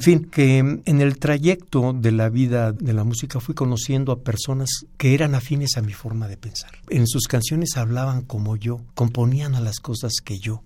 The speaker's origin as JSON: {"language": "Spanish", "town": "Ciudad Nezahualcóyotl", "region": "State of Mexico", "country": "Mexico", "tie": "born or raised there", "said": "Yo nací en el DF, pero fui a vivir a Ciudad Nezahualcóyotl desde muy pequeño, de los tres años, entonces toda mi vida yo me considero originario de ese municipio."}